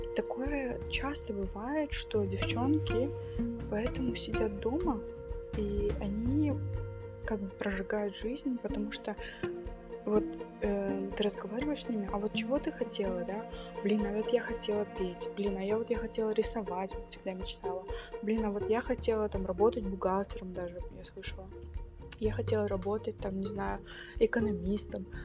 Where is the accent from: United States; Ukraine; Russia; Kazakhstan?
Kazakhstan; moved away; я из Казахстана, я из другой культуры, и у нас так принято